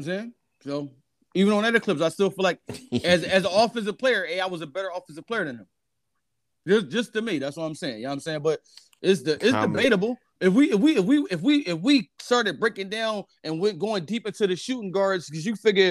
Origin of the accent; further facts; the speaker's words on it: Philadelphia, Pennsylvania, United States; growing up in Philadelphia, man, we always had Brian Dawkins.